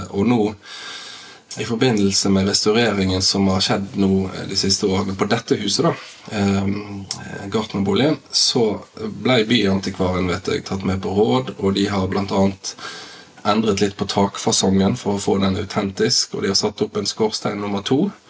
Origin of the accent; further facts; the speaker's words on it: Bergen, Vestland, Norway; also born or lived in Askøy / Laksevåg; now in Bergen, Norway; jeg er oppvokst i Arna.